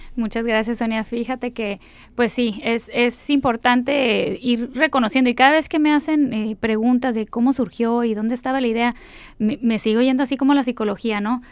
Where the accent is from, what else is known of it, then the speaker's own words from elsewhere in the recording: Mexicali, Baja California, Mexico; yo soy nacida en la Ciudad de México y bueno, a través de, mi familia llegué aquí y me establecí, estudié toda mi primaria, aquí